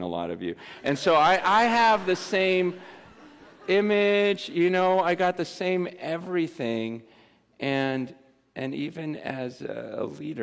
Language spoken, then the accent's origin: English; Simi Valley, California, United States; I'm from Simi Valley, and I'm a lot older.